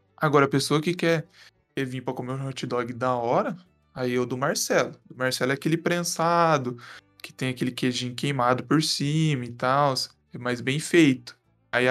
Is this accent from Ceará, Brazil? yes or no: no; Minas Gerais, Brazil